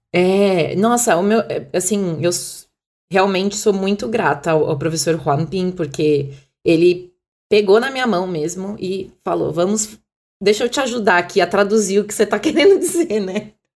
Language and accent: Portuguese; Brazil; also born or lived in Ipiranga, São Paulo; pra nós brasileiros